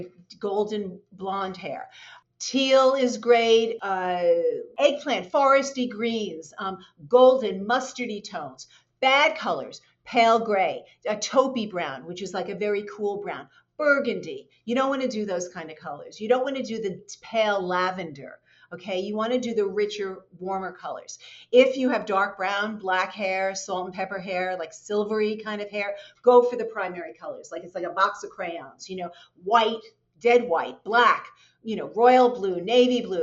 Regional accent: New York City, New York, United States; I grew up in New York City.

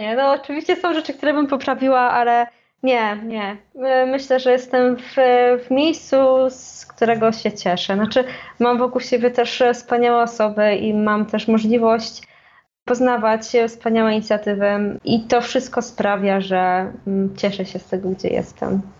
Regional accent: Poland

